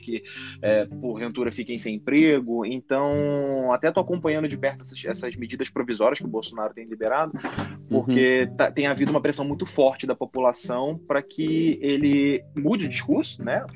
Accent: Rio de Janeiro, Brazil; eu sou do Rio de Janeiro

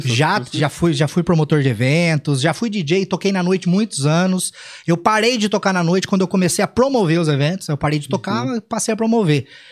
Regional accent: Cambuí, Minas Gerais, Brazil; moved away as an adult; also born or lived in Pouso Alegre; Eu nasci em Pouso Alegre, mas eu vivi a vida toda em Cambuí.

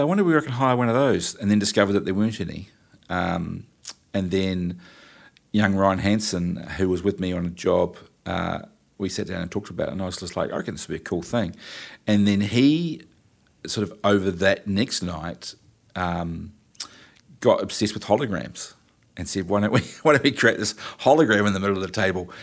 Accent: New Plymouth, Taranaki, New Zealand; I'm from New Plymouth

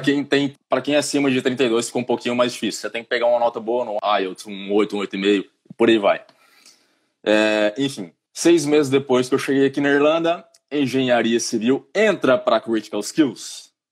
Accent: Goiânia, Goiás, Brazil; moved away as an adult; now in Ireland; eu sou de Goiânia, Goiânia, trinta e tantos graus

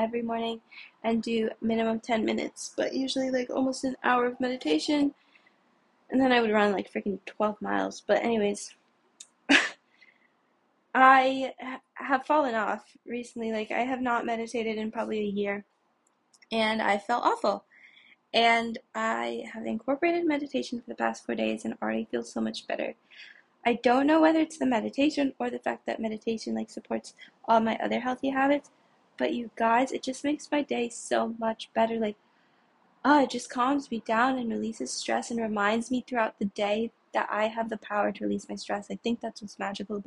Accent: New York City, New York, United States; I'm from New York City.

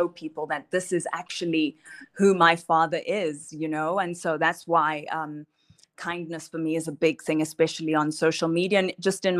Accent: Johannesburg, Gauteng, South Africa; born and raised in Johannesburg.

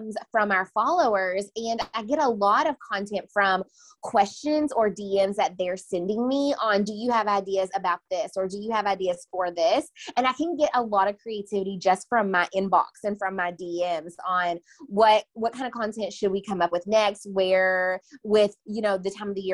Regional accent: Owensboro, Kentucky, United States; moved away as an adult; also born or lived in Bowling Green, Kentucky; now in Nashville, United States; I'm originally from Owensboro, Kentucky, and then I moved to Bowling Green, Kentucky to attend

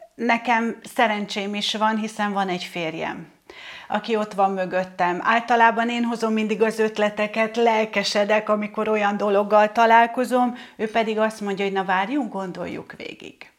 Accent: Hungary; én egy vidéki lány vagyok

